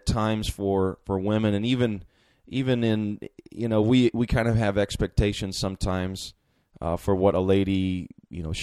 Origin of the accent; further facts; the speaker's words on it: Minnesota, United States; when I grew up in Minnesota